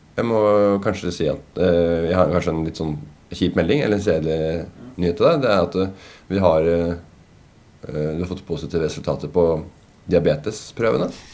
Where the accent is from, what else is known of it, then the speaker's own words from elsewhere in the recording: Tønsberg, Vestfold, Norway; now in Oslo, Norway; jeg er født og oppvokst